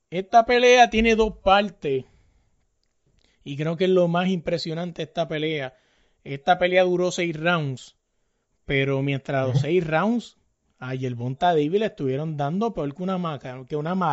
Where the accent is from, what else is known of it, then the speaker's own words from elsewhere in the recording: Puerto Rico; yo soy boricua